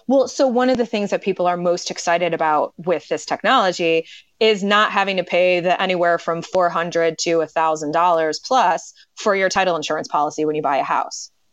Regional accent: Detroit, Michigan, United States; I grew up in the Detroit area, and I went to law school in, in Michigan

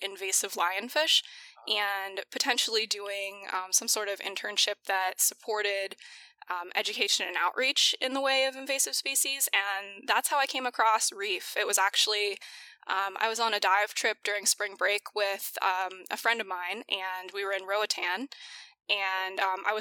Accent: DuBois, Pennsylvania, United States; moved away; also born or lived in Newfoundland, Canada / South Carolina; was raised in Pennsylvania, really small town

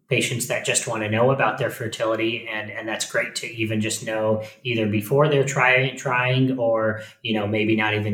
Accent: Phoenix, Arizona, United States; also born or lived in Tucson, Arizona / New York City; I was born and raised in Phoenix, Arizona

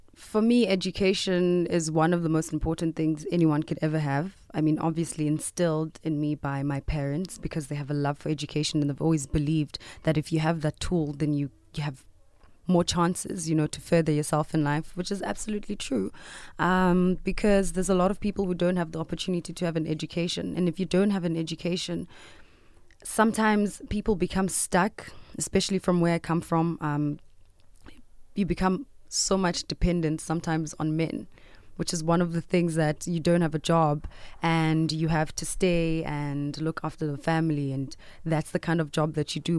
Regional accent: South Africa

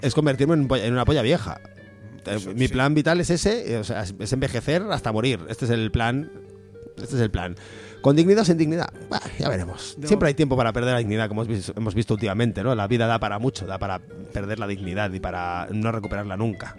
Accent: Aragon, Spain; como persona de, realmente aragonesa

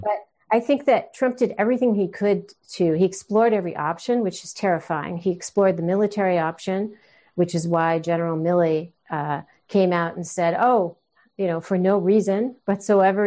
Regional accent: United States; being an American, uh, child of immigrants. My mom's from Scotland. My dad's from, uh, Israel

